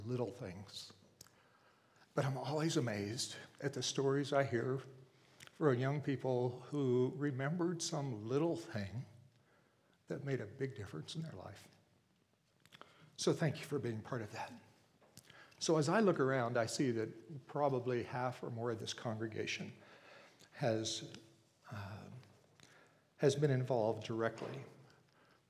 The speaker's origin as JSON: {"language": "English", "area": "Pittsburgh area", "region": "Pennsylvania", "country": "United States", "tie": "born or raised there", "moved": "yes", "said": "Kathy and I were raised in the Pittsburgh area. She lived right in Pittsburgh. I lived about 30 miles outside of Pittsburgh"}